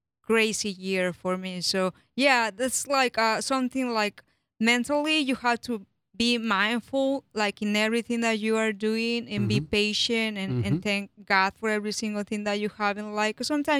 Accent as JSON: {"language": "English", "country": "Mexico", "said": "I'm from Mexico."}